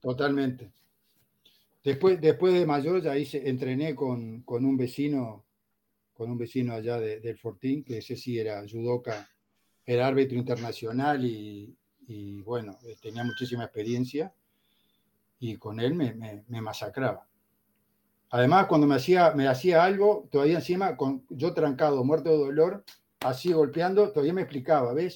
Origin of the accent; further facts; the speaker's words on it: Montevideo, Uruguay; moved away as an adult; now in Tenerife, Spain; Mi vida empezó en, Montevideo, República Oriental del Uruguay, el 21 de noviembre de 1952